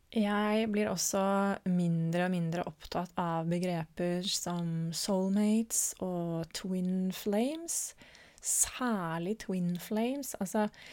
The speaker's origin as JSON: {"language": "Norwegian", "country": "Norway", "said": "en litt mer stabil base her hjemme i Norge"}